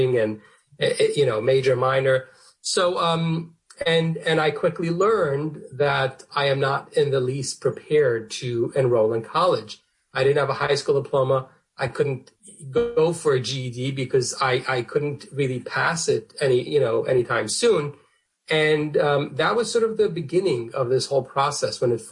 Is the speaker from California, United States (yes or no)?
no; New York City, New York, United States; I grew up in Borough Park, which is a Hasidic section of Brooklyn, New York.